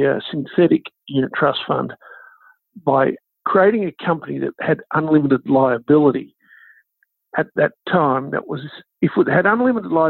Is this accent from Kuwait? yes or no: no; Canberra, Australian Capital Territory, Australia; I grew up in Canberra